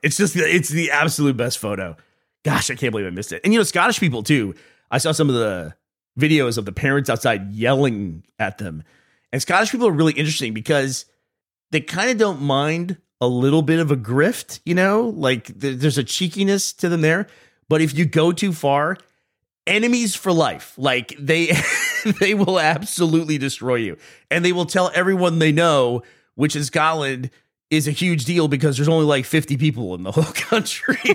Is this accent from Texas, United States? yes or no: yes; Austin, Texas, United States; moved away as an adult; now in Scotland, United Kingdom; I'm from Austin